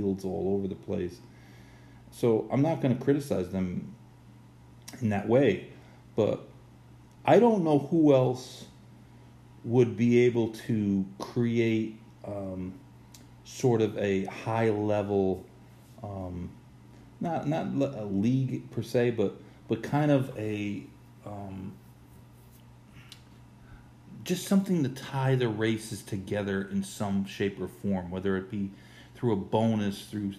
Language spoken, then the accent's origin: English; United States; As an American